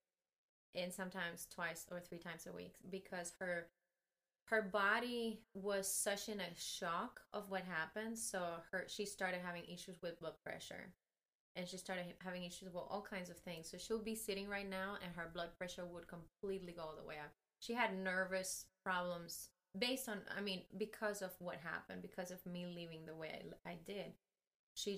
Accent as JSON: {"language": "English", "country": "Cuba", "moved": "yes", "lives_now": "United States", "said": "my Cuban passport"}